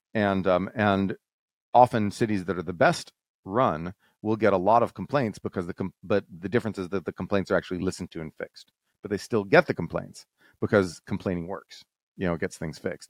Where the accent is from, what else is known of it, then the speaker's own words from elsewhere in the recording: Texas, United States; I'm from Texas